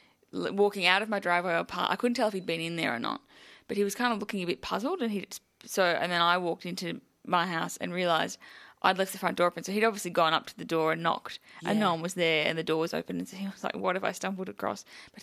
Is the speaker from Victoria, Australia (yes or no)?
yes; Melbourne, Victoria, Australia; I grew up in Melbourne